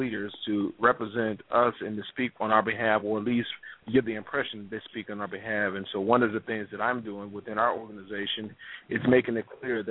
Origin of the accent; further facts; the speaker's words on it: Cleveland, Ohio, United States; I was born and raised in Cleveland, Ohio.